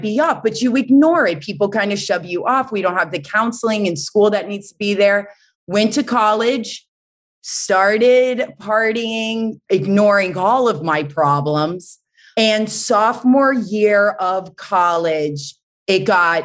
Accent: North Carolina, United States; also born or lived in Boston; born in Boston, but I grew up in North Carolina, the South

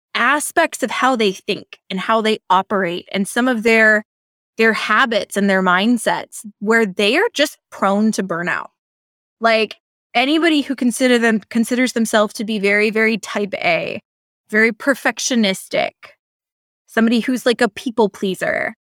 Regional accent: Seattle, Washington, United States; moved away as an adult; also born or lived in Michigan; I'm from the Seattle area.

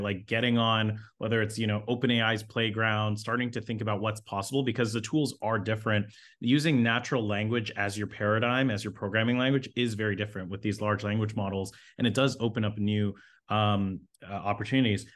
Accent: Toronto, Ontario, Canada; I grew up in Toronto, so grew up in the inner city.

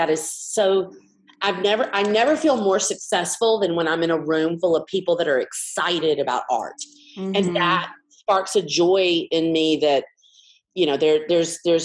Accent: Montgomery, Alabama, United States; I grew up in Montgomery, Alabama

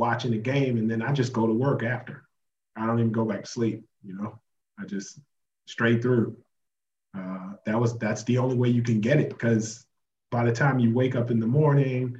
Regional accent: United States; moved away as an adult; I'm from America

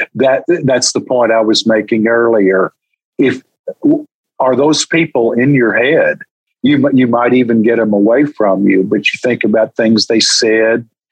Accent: Texas, United States; I'm from Texas

